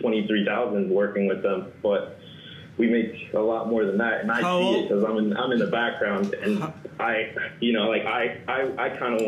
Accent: Ocean City, New Jersey, United States; I'm from Ocean City, New Jersey.

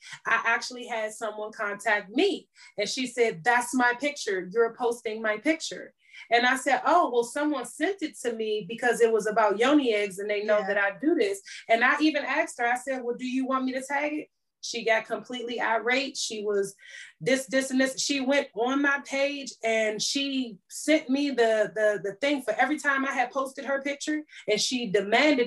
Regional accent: Washington, District of Columbia, United States; moved away; my hometown of DC

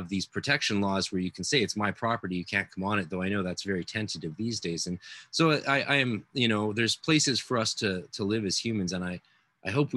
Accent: Canada

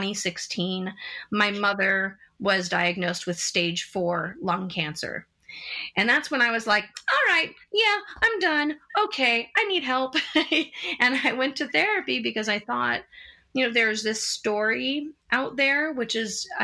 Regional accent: San Diego, California, United States; moved away as an adult; also born or lived in Los Angeles; now in New York City, United States; I grew up in San Diego, went to school in Los Angeles, then worked on the West Coast quite a bit before moving to New York City in 2005.

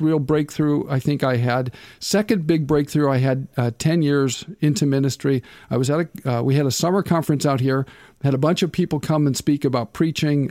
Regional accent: Nebraska, United States; moved away; I'm from, I'm from Nebraska

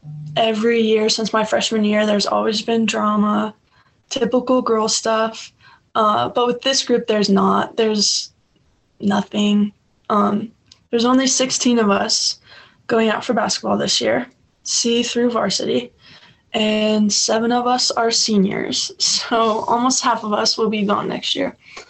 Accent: Kansas, United States; born there; I was born in Kansas, actually, so it'd be pretty cool to go back there.

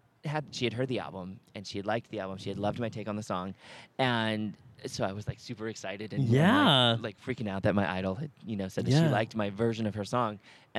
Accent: Montana, United States; they found out I was from Montana.

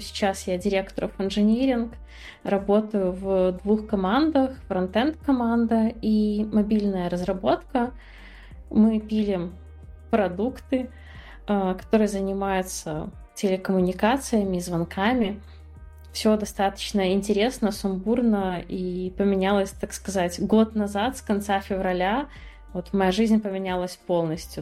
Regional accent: Belarus; moved away as an adult; also born or lived in Minsk, Belarus; now in Batumi, Georgia; я родилась в Беларуси, в маленьком городе. Когда ты рождаешься в маленьком городе в Беларуси, все, что ты делаешь, это все возможно, ну, хорошо учишься, чтобы оттуда уехать.

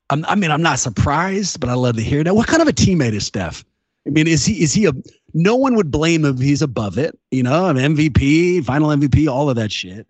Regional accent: Oakland, California, United States; I'm from the Bay, born and raised in Oakland

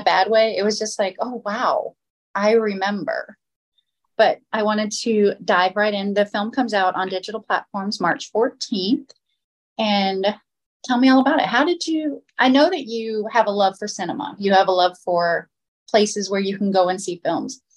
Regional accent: Florida, United States; I grew up in Florida

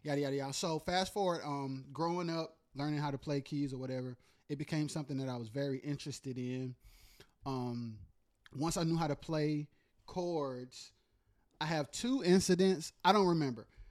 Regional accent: Goldsboro, North Carolina, United States; also born or lived in Wilson, North Carolina; I spent most of my, um, childhood, like, in, like, Wayne County, Goldsboro, Pikeville

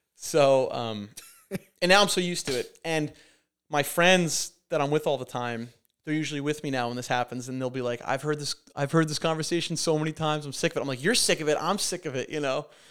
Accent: Montauk, New York, United States; I'll never be able to buy a house in my hometown

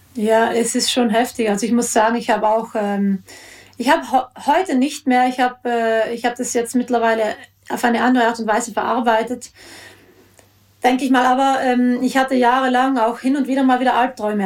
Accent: South Tyrol, Trentino-Alto Adige, Italy; ich bin ja selbst in Südtirol aufgewachsen

